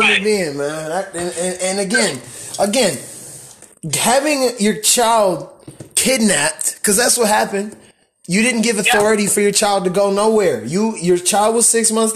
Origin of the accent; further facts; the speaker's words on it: Pontiac, Michigan, United States; I was born, you know, right up the street from the Silver Dome